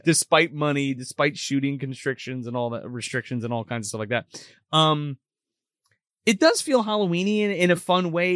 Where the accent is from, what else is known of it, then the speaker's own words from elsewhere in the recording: New Jersey, United States; we're from New Jersey